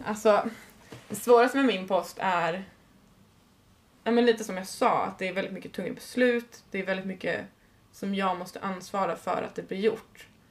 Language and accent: Swedish; Uppsala, Uppsala County, Sweden; jag kom ändå från Uppsala